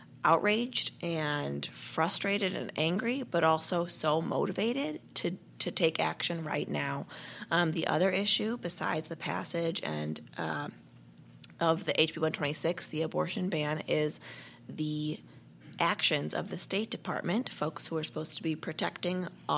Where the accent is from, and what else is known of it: St. Louis, Missouri, United States; moved away as an adult; also born or lived in Washington, D.C.